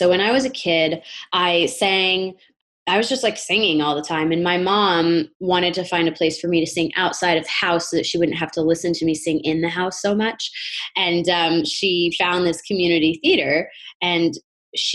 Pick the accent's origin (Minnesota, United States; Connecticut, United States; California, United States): Connecticut, United States; now in New York, United States; I'm from Northern Connecticut, and I've been living in the New York area for about 15 years.